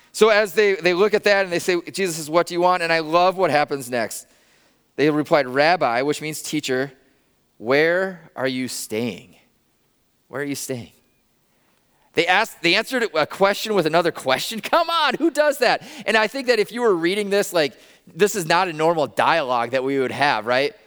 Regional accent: Northwest Iowa, United States; I grew up in Northwest Iowa, a tiny town of, like, seven hundred people in Northwest Iowa

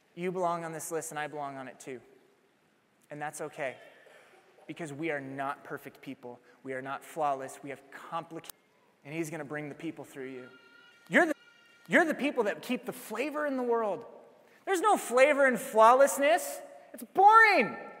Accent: Iowa, United States; Iowa, I replied

